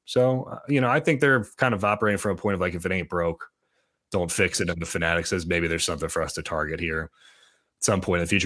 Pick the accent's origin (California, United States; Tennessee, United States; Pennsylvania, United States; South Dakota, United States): Pennsylvania, United States; Pottstown; my hometown newspaper, the Pottstown Mercury